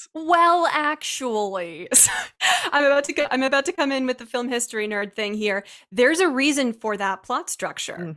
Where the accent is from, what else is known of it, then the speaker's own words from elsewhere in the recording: Ohio, United States; growing up in Ohio